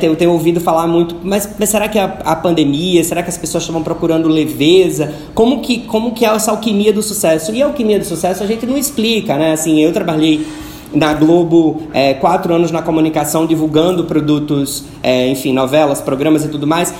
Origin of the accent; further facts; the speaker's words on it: Natal, Rio Grande do Norte, Brazil; Na minha terra, lá em Natal, falam juntam Leco com Cré